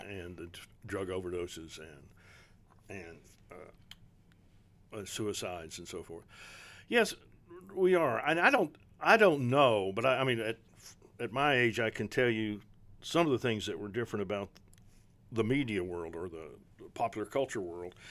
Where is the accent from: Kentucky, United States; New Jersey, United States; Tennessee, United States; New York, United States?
Kentucky, United States; Prestonsburg; I'm, I'm from Eastern Kentucky, from Prestonsburg, uh, in Floyd County.